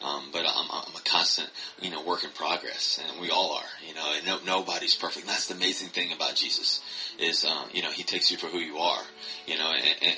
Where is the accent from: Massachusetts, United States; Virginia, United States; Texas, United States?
Virginia, United States; Richmond; also born or lived in Cincinnati, Ohio; I was born in Richmond, Virginia. Actually, I was born in Cincinnati, Ohio, but I lived in Richmond my whole life, ever since like one or two.